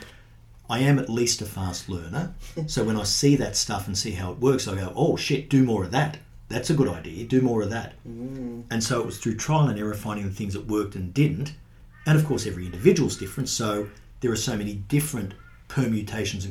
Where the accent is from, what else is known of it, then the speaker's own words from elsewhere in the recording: Sydney, New South Wales, Australia; moved away as an adult; now in Brisbane, Australia; I was brought up in Sydney